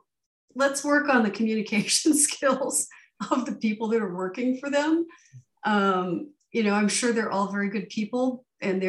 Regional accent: California, United States; now in Arizona, United States; I grew up in California

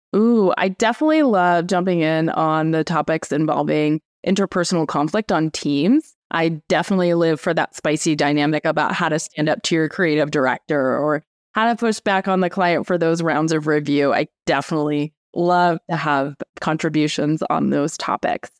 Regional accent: Anchorage, Alaska, United States; moved away as an adult; So I grew up in Anchorage, Alaska, which is definitely kind of a wild place to grow up in.

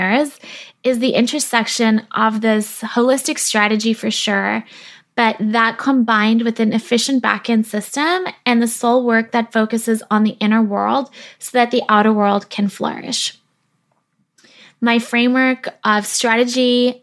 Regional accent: South Africa; now in British Columbia, Canada; I was born in South Africa where I spent my childhood, and that was before my family immigrated to Canada where I live now

